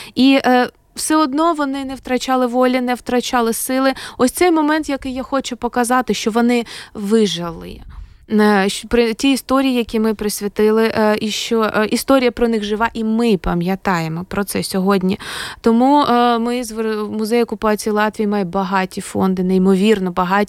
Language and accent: Ukrainian; Kharkiv, Kharkiv Oblast, Ukraine; moved away as an adult; now in Riga, Latvia; я з України